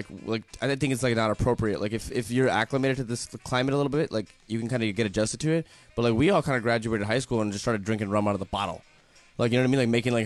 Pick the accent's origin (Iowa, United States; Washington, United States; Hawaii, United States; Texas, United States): Texas, United States; Dallas; I grew up in South Dallas.